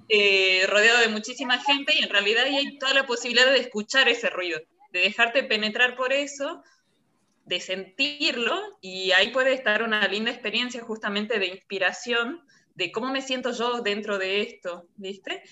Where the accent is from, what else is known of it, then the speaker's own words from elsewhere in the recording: Salta, Argentina; now in France; Argentina yo vengo de Salta